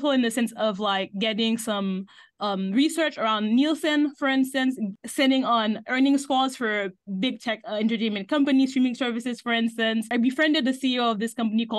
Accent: Haiti; moved away as an adult; now in United States; So I grew up in Haiti my whole life. I came to the US for college

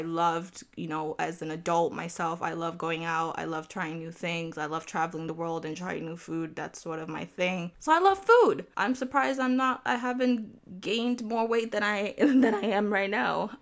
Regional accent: Nigeria; I am Nigerian

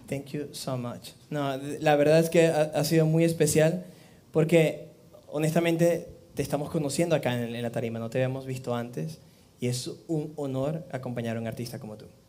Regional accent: Amazonas, Venezuela; also born or lived in Maracay, Venezuela; now in Miami, United States; nací en Maracay, pero soy de Amazonas. Ah, pero, pero es interesante porque, claro, yo viví en Amazonas

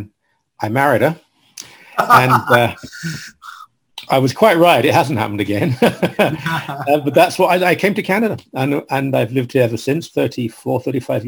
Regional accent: London, United Kingdom; moved away; I was raised in London, England, sort of East London, Essex area where they meet

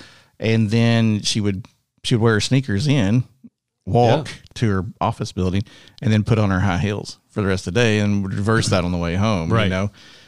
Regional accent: North Texas, United States; I grew up in North Texas, away from Dallas, but we would go into Dallas

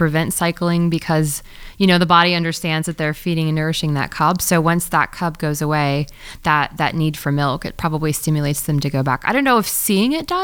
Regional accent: Missouri, United States; I grew up in Missouri, and I grew up working at this vet clinic in very middle of America

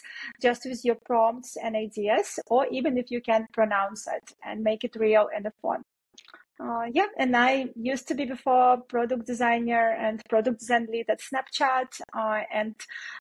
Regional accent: Belarus; moved away; I'm originally from Belarus, and my team was also based in Belarus.

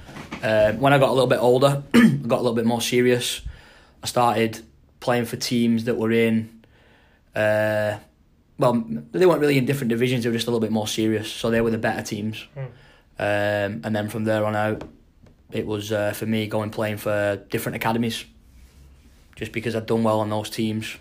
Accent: Wigan, North West England, United Kingdom; moved away; I just kind of played for the local club in my area. So I'm from Wigan.

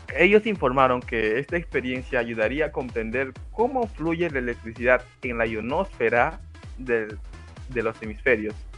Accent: Peru; soy de Perú

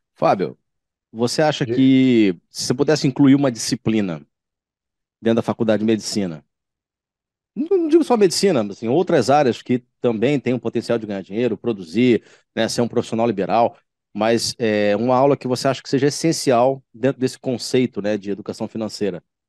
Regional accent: Baixada Fluminense, Rio de Janeiro, Brazil; moved away as an adult; now in Rio de Janeiro, Brazil; quem foi nascido e criado na Baixada Fluminense

